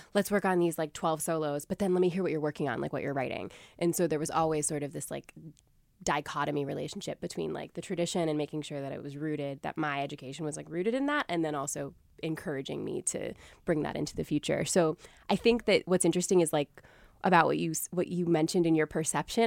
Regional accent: Springfield, Massachusetts, United States; the community music school in my hometown of Springfield, Massachusetts

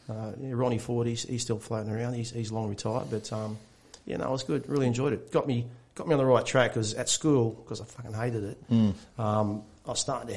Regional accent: Sydney, New South Wales, Australia; So I grew up in God's country. I think that was eastern suburbs. born and bred rooster.

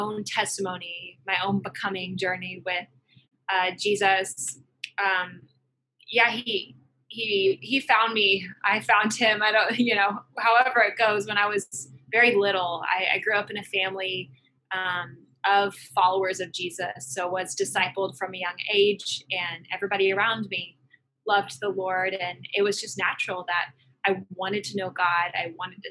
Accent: Arkansas, United States; moved away as an adult; also born or lived in Oklahoma City, Oklahoma; I was born and raised in Arkansas. So I'm from down south

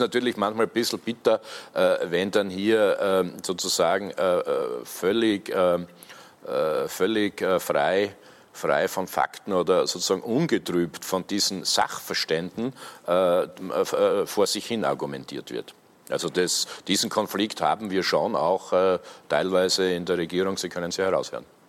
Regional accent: Austria; bei uns in Österreich

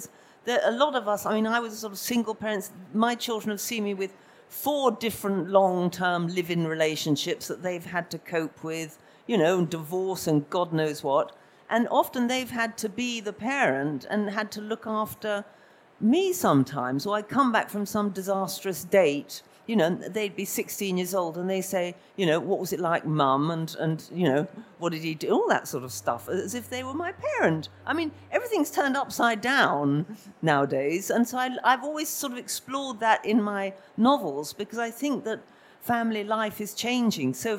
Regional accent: London, United Kingdom; moved away as an adult; I come from Camden Town

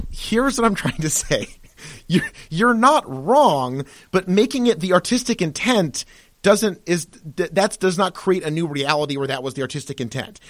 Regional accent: United States; being American, especially being white Americans

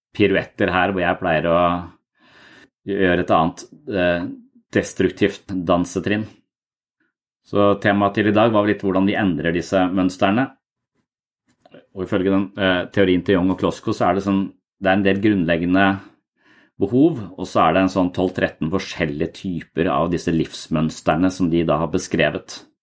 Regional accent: Tønsberg, Vestfold, Norway; moved away as an adult; also born or lived in Denmark; når jeg flytta fra Tønsberg, hvor jeg vokste opp, til militæret, og når jeg flytta fra militæret til Danmark

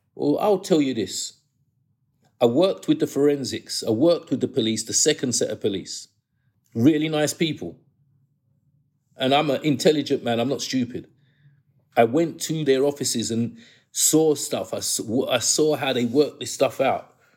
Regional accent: London, United Kingdom; I grew up in New Cross, and they call the New Cross crew the ghetto posse

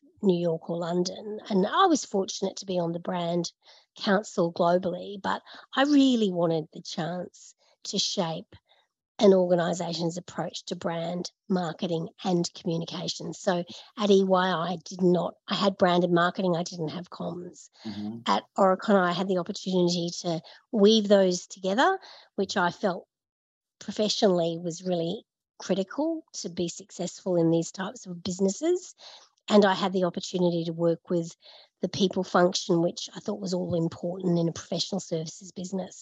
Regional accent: Brisbane, Queensland, Australia; moved away as an adult; also born or lived in Sydney; now in Melbourne, Australia; I grew up in Brisbane. I moved to Sydney.

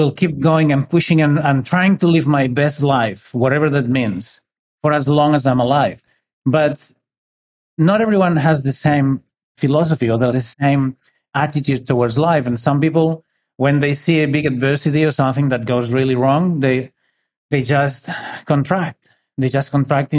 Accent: northern Spain, Spain; I'm from Spain. I grew up in a little city

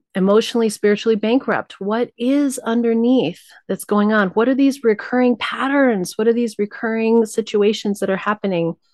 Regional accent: New Mexico, United States; I was raised Tibetan Buddhist in New Mexico.

